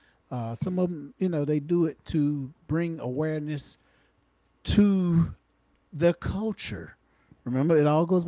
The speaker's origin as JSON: {"language": "English", "region": "North Carolina", "country": "United States", "tie": "born or raised there", "said": "North Carolina governor, where I live"}